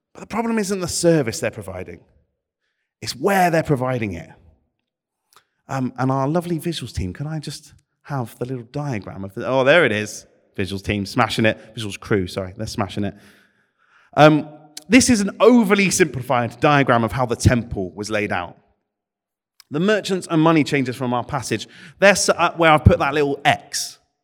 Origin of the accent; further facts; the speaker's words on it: United Kingdom; my Britishness